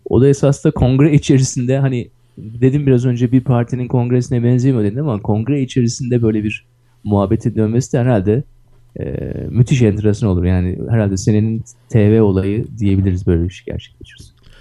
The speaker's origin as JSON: {"language": "Turkish", "region": "Istanbul", "country": "Turkey", "said": "Ben Kadıköy'lüyüm"}